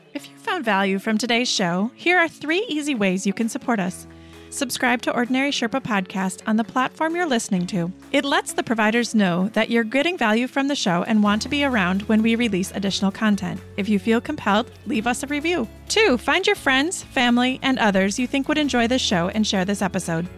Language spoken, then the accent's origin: English; Midwest, United States; we're both from the Midwest